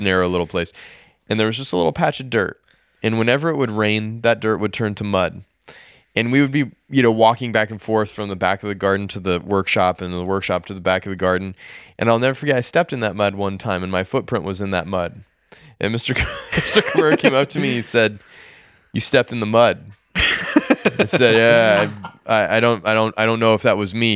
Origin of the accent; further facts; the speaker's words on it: United States; as an American